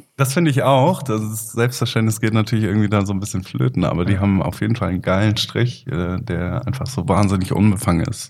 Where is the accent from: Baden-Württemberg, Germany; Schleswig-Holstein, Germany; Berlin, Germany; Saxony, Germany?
Schleswig-Holstein, Germany; Kiel; born or raised there; also born or lived in Leipzig / Flensburg